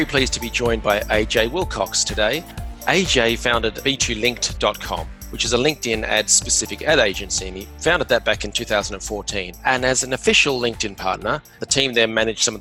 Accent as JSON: {"language": "English", "town": "Perth", "region": "Western Australia", "country": "Australia", "said": "I'm from Perth in Western Australia"}